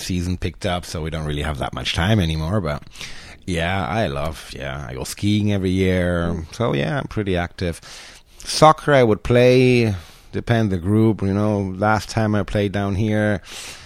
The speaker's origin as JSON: {"language": "English", "country": "Spain", "tie": "born or raised there", "also_born_or_lived": "Germany", "moved": "as an adult", "lives_now": "Costa Rica", "said": "I grew up in Spain"}